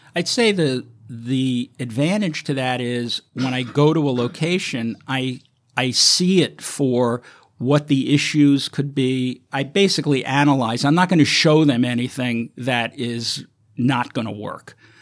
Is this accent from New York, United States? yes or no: yes; New York City, New York, United States; growing up in New York